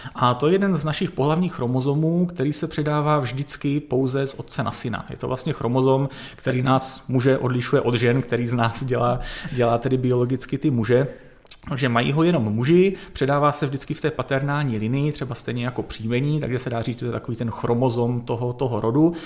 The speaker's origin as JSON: {"language": "Czech", "region": "Northern Moravia", "country": "Czechia", "tie": "born or raised there", "said": "já jsem se narodil na Severní Moravě v bývalých Sudetech"}